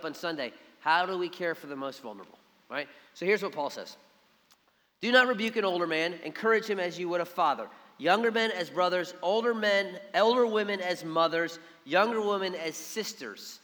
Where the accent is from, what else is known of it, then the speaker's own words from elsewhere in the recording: Philadelphia, Pennsylvania, United States; now in Savannah, United States; we grew up in Philly